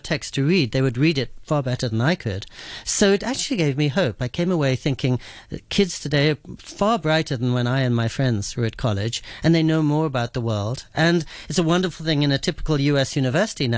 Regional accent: England, United Kingdom; also born or lived in New York City, United States; now in Japan; the place where I grew up in England

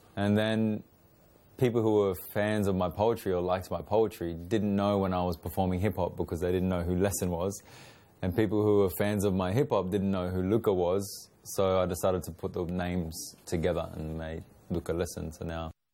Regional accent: Australia; my experience of growing up in Australia

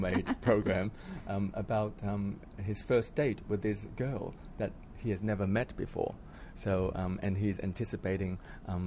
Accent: Hong Kong; moved away; also born or lived in Australia; I was born in Hong Kong. I was born in a suburb called Ngau Tau Kok in the Kowloon side. It's a housing project. So 7 of us in the family, we all lived in this 200 square feet flat in Hong Kong growing up

